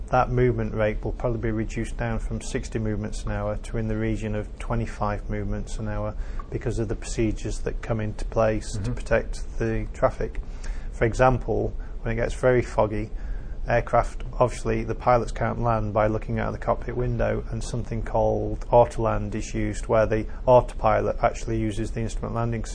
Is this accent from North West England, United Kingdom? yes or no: yes; Bolton, North West England, United Kingdom; also born or lived in Cardiff; I'm fairly local. I come from Bolton. So it's my home area